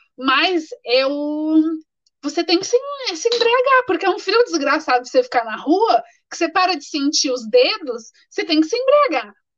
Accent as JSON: {"language": "Portuguese", "country": "Brazil", "moved": "as an adult", "said": "Como brasileira"}